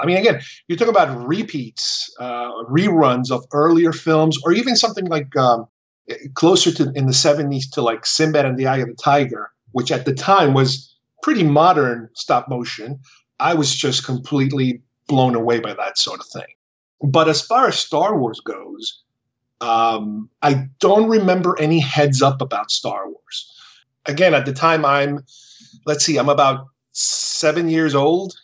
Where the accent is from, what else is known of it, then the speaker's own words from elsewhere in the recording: Uruguay; moved away; When I was growing up in Uruguay